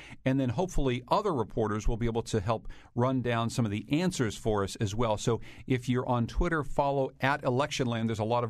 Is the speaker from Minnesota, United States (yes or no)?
no; Winsted, Connecticut, United States; They started their morning with me out in my hometown of Winsted. They drove all the way out there to see how things were going at the polls.